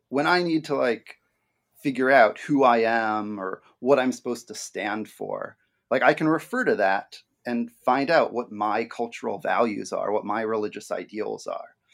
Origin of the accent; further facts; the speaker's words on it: New York City, New York, United States; moved away as an adult; now in Michigan, United States; I grew up in and around New York City, um, but I've lived in Michigan for the last decade or so of my life.